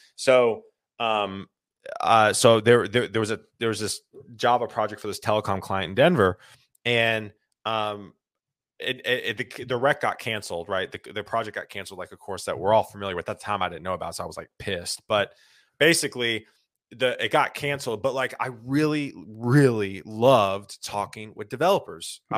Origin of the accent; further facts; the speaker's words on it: Lexington, South Carolina, United States; moved away as an adult; now in Nashville, United States; I grew up in South Carolina, Columbia, a small town outside of Columbia called Lexington